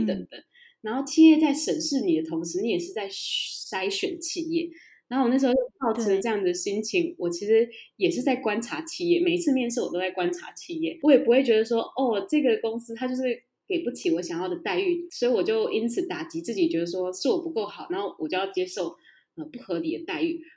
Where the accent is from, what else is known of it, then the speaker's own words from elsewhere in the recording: Taiwan; also born or lived in United Kingdom; 我们台湾人就是差这一点